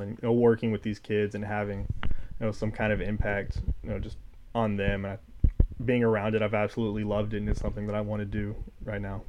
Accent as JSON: {"language": "English", "town": "College Station", "region": "Texas", "country": "United States", "moved": "as an adult", "lives_now": "Corvallis, United States", "said": "From College Station, Texas."}